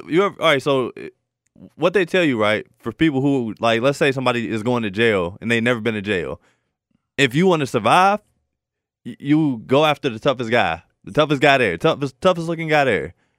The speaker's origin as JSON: {"language": "English", "country": "United States", "tie": "born or raised there", "said": "I grew up in Walnut Hills."}